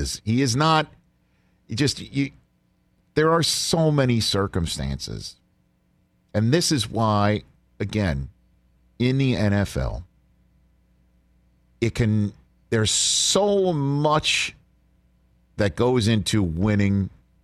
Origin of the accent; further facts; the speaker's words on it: New York, United States; I'm a New Yorker